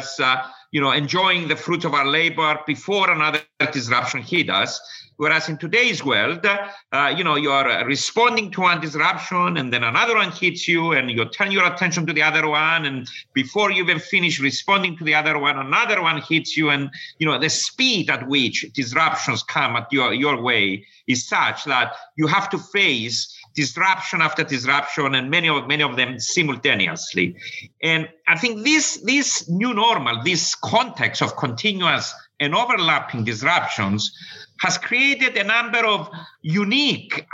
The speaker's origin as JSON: {"language": "English", "country": "Cyprus", "also_born_or_lived": "United States", "moved": "yes", "lives_now": "London, United Kingdom", "said": "I'm originally from Cyprus. I did all my studying in the United States."}